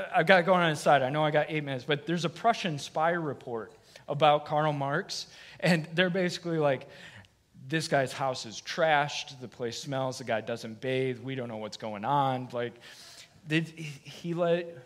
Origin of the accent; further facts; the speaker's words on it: Michigan, United States; now in Florida, United States; I'm from Michigan